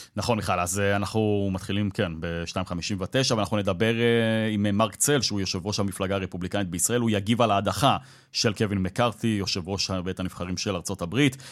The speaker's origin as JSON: {"language": "Hebrew", "country": "Israel", "said": "אני כישראלי שהסתובב במדינה הזאת במשך ארבעה ימים"}